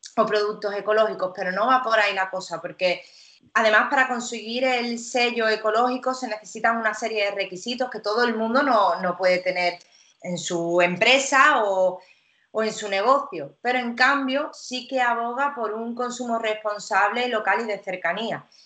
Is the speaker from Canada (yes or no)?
no; Cádiz, Andalusia, Spain; also born or lived in Italy; siempre te hablo de Cádiz porque yo soy de Cádiz